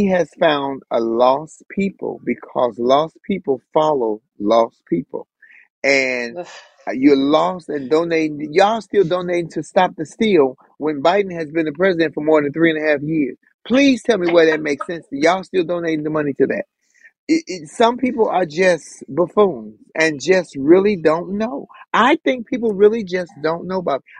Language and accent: English; United States; I am an American United States citizen